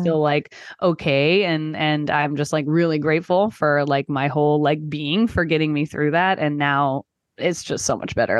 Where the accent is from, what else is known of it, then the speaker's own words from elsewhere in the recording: Texas, United States; I grew up in Texas